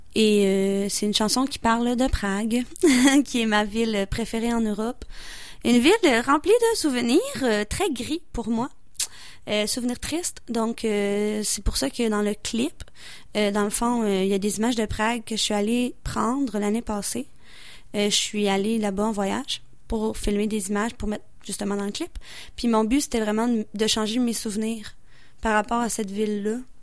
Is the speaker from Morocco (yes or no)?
no; Beauce, Quebec, Canada; je viens de la Beauce